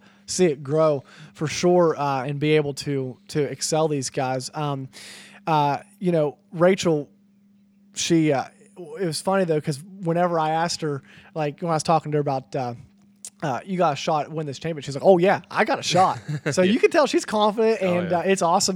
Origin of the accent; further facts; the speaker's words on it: West Virginia, United States; we're actually from West Virginia